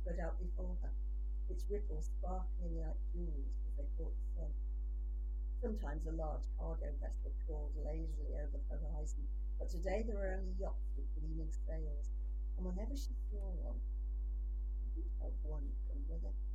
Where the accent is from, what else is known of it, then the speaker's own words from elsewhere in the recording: Liverpool, North West England, United Kingdom; also born or lived in Manchester; I'm from Liverpool, and yeah. I was a student in Manchester, and I live south of Manchester.